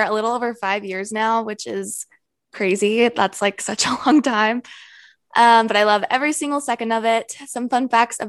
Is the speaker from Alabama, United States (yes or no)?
no; Utah, United States; I live in Utah. I am born and raised in Utah with my boyfriend and our dog. We currently live together in Provo.